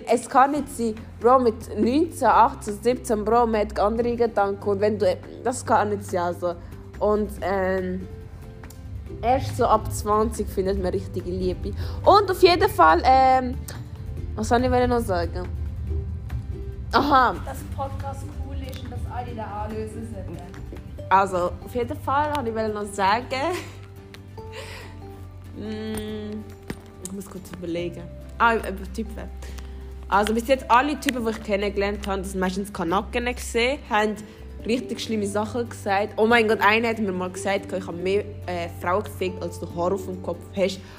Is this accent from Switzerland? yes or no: yes; Switzerland; Ich bin ursprünglich, also ich bin hier in der Schweiz aufgewachsen. Ich habe auch einen Schweizer Pass.